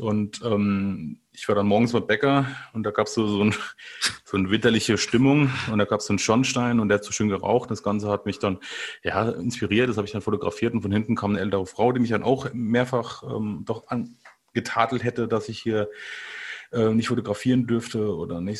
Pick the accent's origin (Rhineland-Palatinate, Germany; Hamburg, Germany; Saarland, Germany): Rhineland-Palatinate, Germany; ich, ich, bin aus der Pfalz